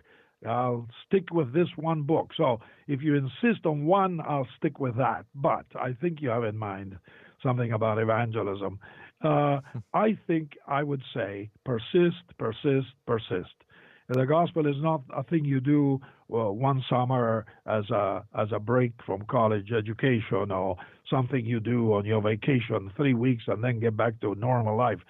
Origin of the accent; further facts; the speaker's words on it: Argentina; moved away; I was born in Argentina